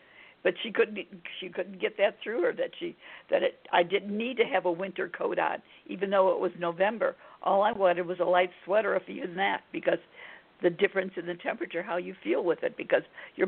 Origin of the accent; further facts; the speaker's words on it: Illinois, United States; I was raised in Illinois